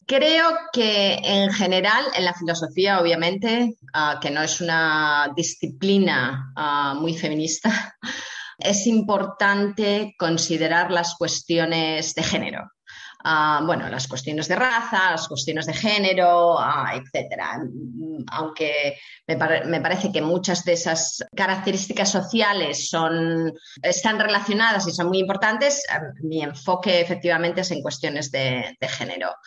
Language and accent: Spanish; Asturias, Spain; Ah, me crié en Asturias, en el norte de España, ah, en una zona en la cuenca minera. Ah, mi padre era minero del carbón, así que soy de clase obrera.